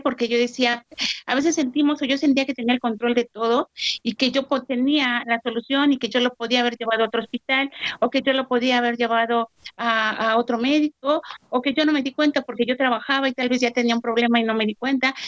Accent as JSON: {"language": "Spanish", "country": "Mexico", "said": "soy de México"}